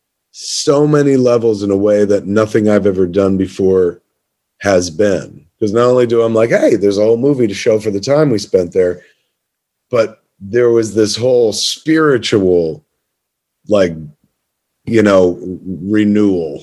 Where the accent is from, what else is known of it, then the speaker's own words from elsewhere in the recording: Highlands, New Jersey, United States; in Highlands, my hometown